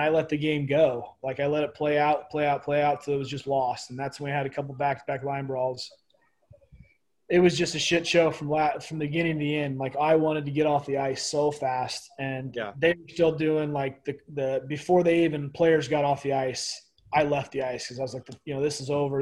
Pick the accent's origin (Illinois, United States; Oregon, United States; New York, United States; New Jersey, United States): Illinois, United States; Pekin; moved away as an adult; I grew up in Illinois. Uh, just played minor, just minor hockey around. Uh, it's called Pekin, Illinois, small town outside of Peoria